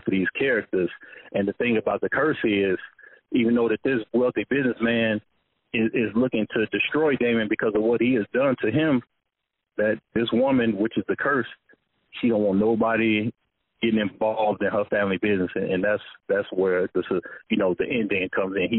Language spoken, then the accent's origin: English; Chicago, Illinois, United States; I'm from Chicago